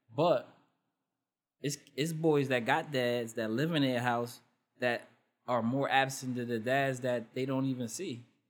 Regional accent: Elizabeth, New Jersey, United States; my hometown is Elizabeth

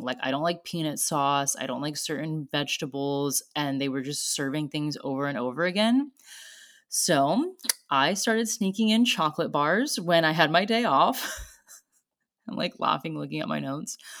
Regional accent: Florida, United States; moved away as an adult; also born or lived in Sydney, Australia; I'm from Florida.

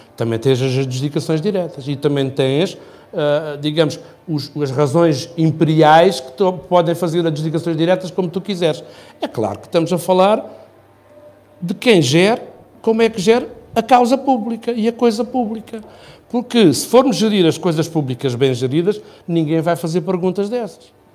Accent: Faro, Algarve, Portugal; moved away as an adult; now in Loulé, Portugal; eu nasci praticamente na Praia de Faro, portanto a minha vida foi praia e ir à pesca

